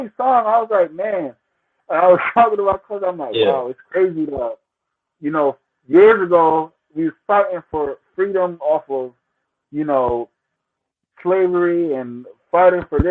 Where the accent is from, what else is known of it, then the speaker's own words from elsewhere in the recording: Jamaica; I'm Jamaican myself